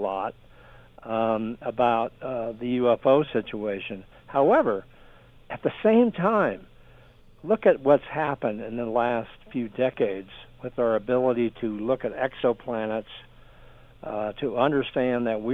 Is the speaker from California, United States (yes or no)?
yes; San Diego, California, United States; I grew up in San Diego, California